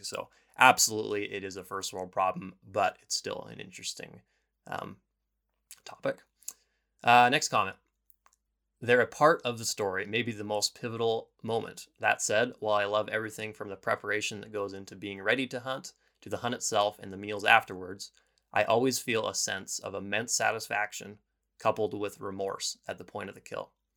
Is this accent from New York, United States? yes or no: no; Bozeman, Montana, United States; I left my town of Bozeman, or my hometown of Bozeman